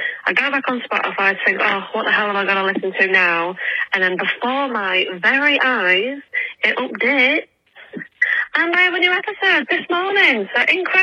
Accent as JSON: {"language": "English", "region": "England", "country": "United Kingdom", "said": "from England"}